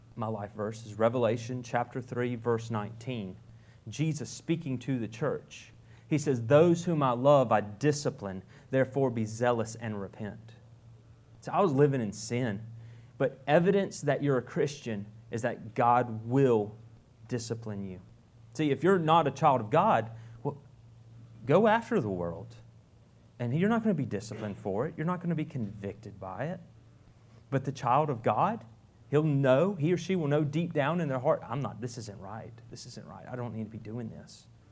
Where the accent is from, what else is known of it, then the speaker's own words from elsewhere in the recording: Fountain Inn, South Carolina, United States; moved away as an adult; also born or lived in Pickens, South Carolina; now in Guatemala; I grew up in Fountain Inn.